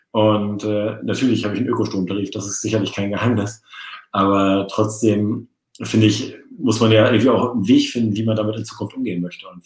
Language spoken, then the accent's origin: German; Norderney, Lower Saxony, Germany; Föhr. Auf nee, Norderney. Föhr, Föhr waren die anderen.